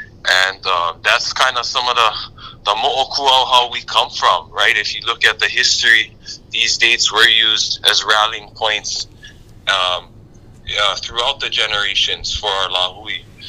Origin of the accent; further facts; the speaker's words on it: Hawaii, United States; We are the Hawaiian nationals. We are the heirs of the kingdom.